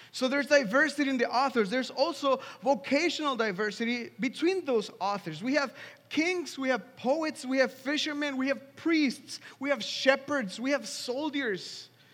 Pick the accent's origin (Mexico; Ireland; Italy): Mexico; Mexico City; moved away as an adult; now in Washington, DC, United States; I grew up in Mexico. I'm from Mexico City